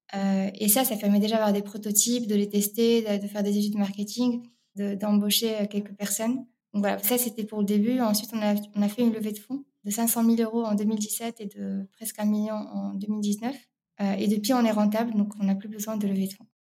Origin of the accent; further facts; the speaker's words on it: Rabat, Rabat-Salé-Kénitra, Morocco; moved away as an adult; now in France; je suis née à Rabat, au Maroc, euh, où j'ai grandi jusqu'à mes classes préparatoires.